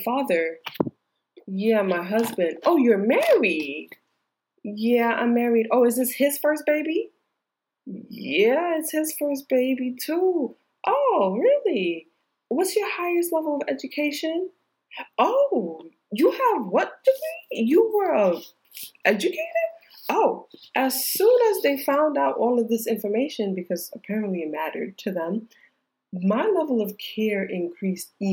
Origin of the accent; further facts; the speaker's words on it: New York, United States; moved away as an adult; also born or lived in Georgia; I'm from New York. All of my care has ever only been in New York